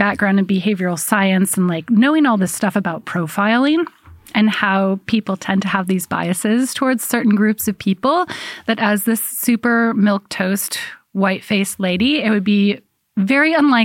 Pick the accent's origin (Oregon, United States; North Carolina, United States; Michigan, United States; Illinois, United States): Oregon, United States; Portland; moved away as an adult; also born or lived in Spokane, Washington / England; Powell's Books was my refuge when I was a child.